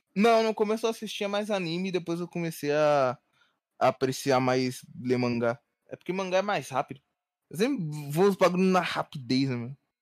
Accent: Rio de Janeiro, Brazil; moved away as an adult; Eu sou do Rio, né? Nativo do Rio.

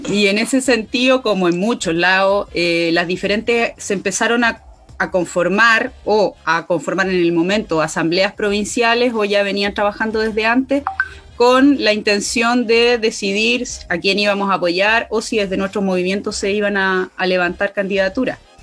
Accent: Catemu, Valparaíso, Chile; Soy de Catemu, Valle de la Concagua, quinta región interior

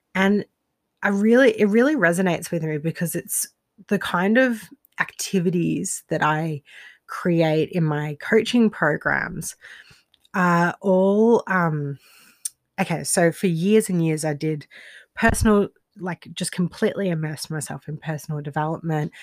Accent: Australia; moved away as an adult; also born or lived in Rostrevor, Northern Ireland; I'm Australian, but I lived in Northern Ireland for a few years

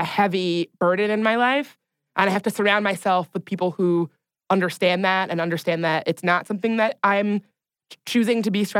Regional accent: the South, United States; growing up in the South

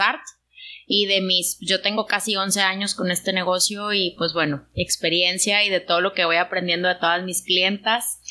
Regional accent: Monterrey, Nuevo León, Mexico; yo soy de Monterrey

